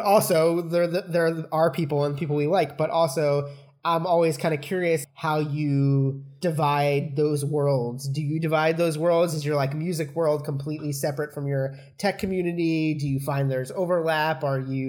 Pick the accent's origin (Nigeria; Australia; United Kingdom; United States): United States; around New York; we're all from around New York